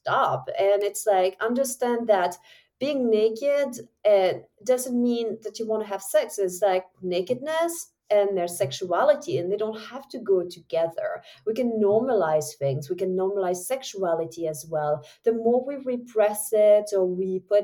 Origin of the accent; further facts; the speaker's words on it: Switzerland; English is a second language; moved away as an adult; also born or lived in New Zealand; now in United States; I'm from Switzerland